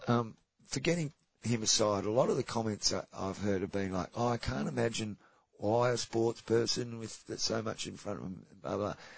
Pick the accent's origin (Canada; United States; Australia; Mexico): Australia; as an Australian